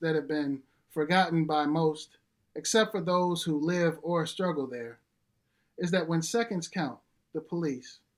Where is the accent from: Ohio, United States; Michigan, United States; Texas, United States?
Michigan, United States; Detroit; I grew up in Detroit on the west side off of a street called Puritan and Pilgrim